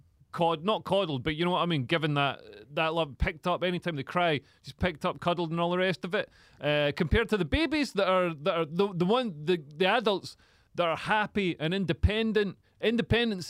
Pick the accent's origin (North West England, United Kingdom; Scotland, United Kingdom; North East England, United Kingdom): Scotland, United Kingdom; I'm Scottish.